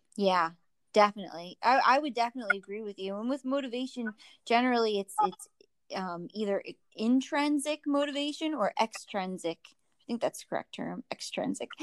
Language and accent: English; New Jersey, United States; moved away; I'm from New Jersey